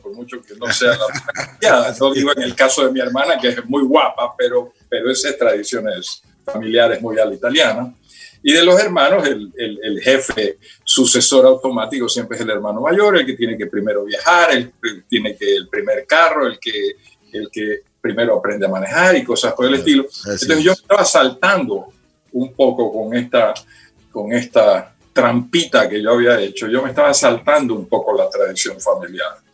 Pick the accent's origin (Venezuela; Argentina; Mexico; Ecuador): Ecuador; Guayaquil, Guayas; also born or lived in United States / Quito; yo nací en Guayaquil